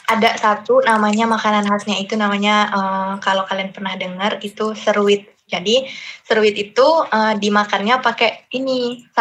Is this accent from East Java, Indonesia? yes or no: no; Lampung, Indonesia; now in Yogyakarta, Indonesia; Aku asalnya dari uh, Sumatera, tepatnya di Lampung.